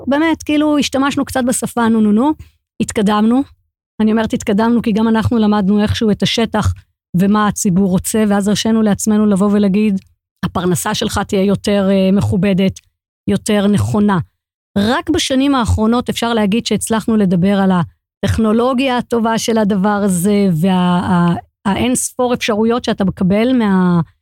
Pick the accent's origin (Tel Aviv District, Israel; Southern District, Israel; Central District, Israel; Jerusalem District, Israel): Jerusalem District, Israel; Jerusalem; born or raised there